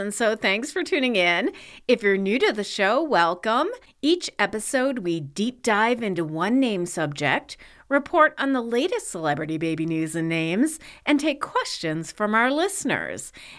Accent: Chicago, Illinois, United States; born or raised there

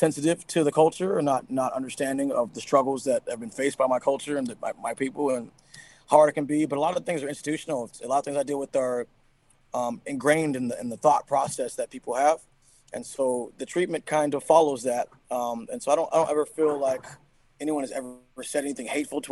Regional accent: Seattle, Washington, United States; I'm from Seattle, Washington, man. Yeah, born and raised right here

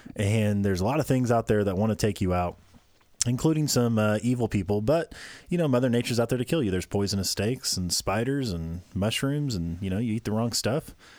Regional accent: Midwest, United States; we grew up in the Midwest.

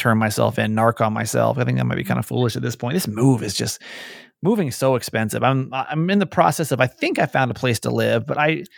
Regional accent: Georgia, United States; now in Maryland, United States; I grew up in Georgia

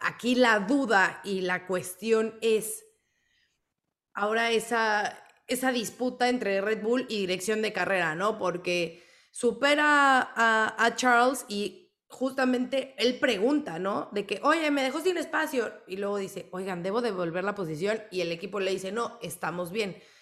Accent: Mexico; fan mexicana

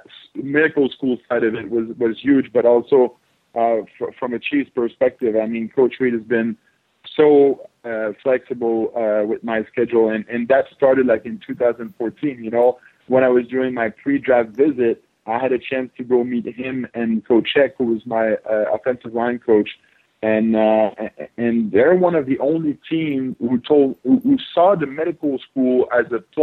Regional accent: Canada; Yeah, to be honest, like back in Canada, football is not as big as in the States. So growing up, I was playing a little bit of everyth

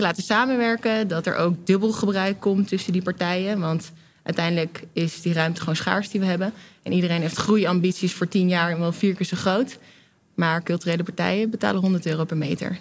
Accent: Delft, South Holland, Netherlands; moved away as an adult; now in Amsterdam, Netherlands; als ik in Delft binnenrijd, dan ben ik thuis

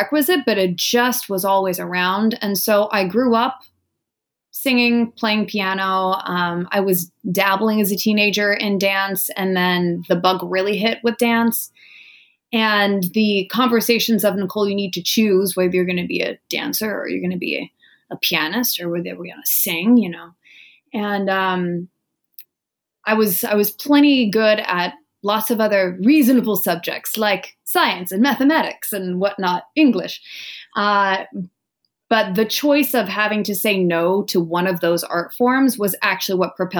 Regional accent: Wenatchee, Washington, United States; moved away as an adult; now in New York City, United States; I'm from a tiny little orchard town that's in the center of Washington State. It's called Wenatchee

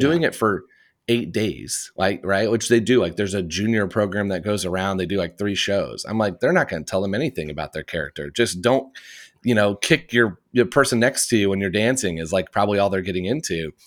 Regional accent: Indiana, United States; I grew up in Indiana in the United States, in the Midwest

